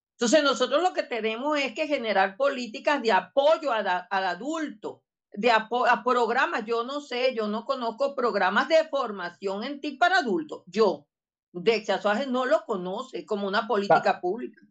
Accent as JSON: {"language": "Spanish", "region": "Barinas", "country": "Venezuela", "said": "soy de Badina"}